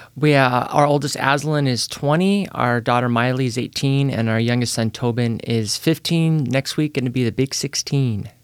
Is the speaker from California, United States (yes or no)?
yes; Petaluma, California, United States; now in Salem, United States; I was born in Petaluma, California